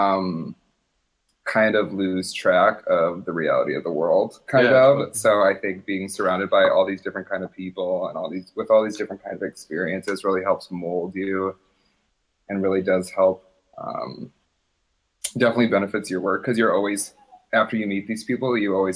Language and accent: English; Port Huron, Michigan, United States; Coming from rural East Side Michigan in the thumb